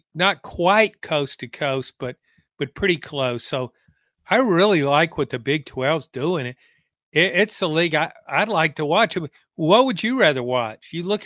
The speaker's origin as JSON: {"language": "English", "region": "Louisiana", "country": "United States", "tie": "born or raised there", "said": "Growing up in Louisiana, LSU basketball was not a factor."}